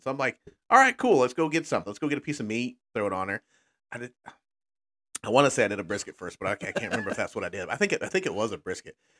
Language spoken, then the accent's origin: English; Texas, United States; now in Midwest, United States; growing up in Texas